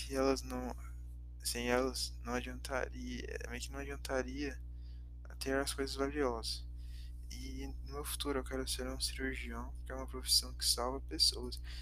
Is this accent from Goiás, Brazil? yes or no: yes; Goiânia, Goiás, Brazil; eu nasci em Goiânia